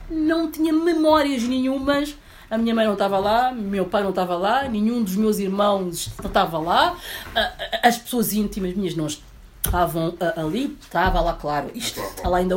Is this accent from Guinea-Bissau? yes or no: yes; Guinea-Bissau; eu não, eu sou guinense.